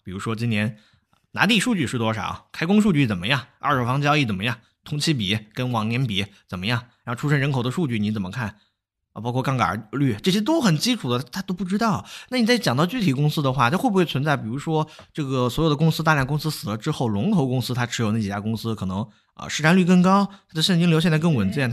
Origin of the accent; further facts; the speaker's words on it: China; 我们中国人